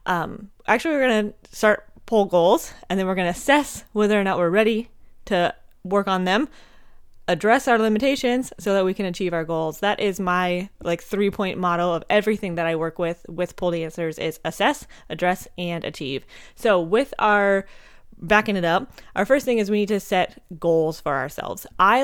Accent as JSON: {"language": "English", "region": "Montana", "country": "United States", "tie": "born or raised there", "also_born_or_lived": "Minnesota", "said": "Fun fact for you, I am actually from Minnesota. I was born there. My parents moved me to Montana when I was just a little tiny baby, but my mom's entire family is from there."}